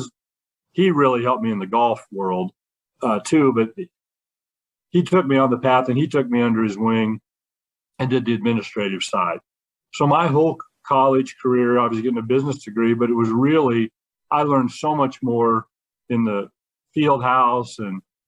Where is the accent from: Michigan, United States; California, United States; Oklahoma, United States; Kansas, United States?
Kansas, United States; moved away as an adult; I'm this kid from Kansas